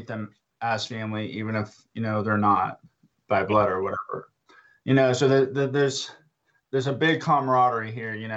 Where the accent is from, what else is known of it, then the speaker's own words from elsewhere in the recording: Boerne, Texas, United States; my hometown anyway, of Burney, Texas, which is just up the road from San Antonio